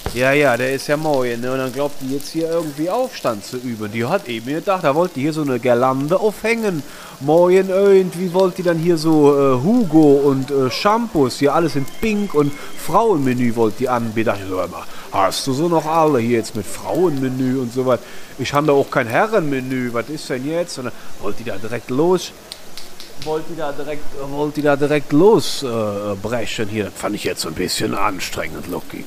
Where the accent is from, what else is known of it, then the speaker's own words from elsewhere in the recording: Eifel, Germany; bin ich ja aufgewachsen in der Eifel